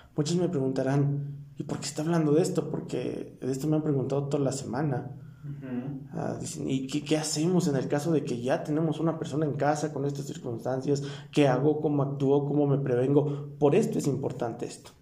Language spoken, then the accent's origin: Spanish; Mexico; nosotros como mexicanos